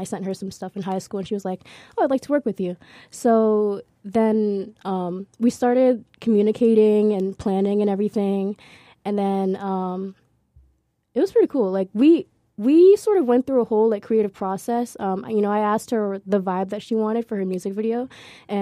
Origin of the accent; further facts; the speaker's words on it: Central New Jersey, United States; New Jersey, Central New Jersey, it does exist.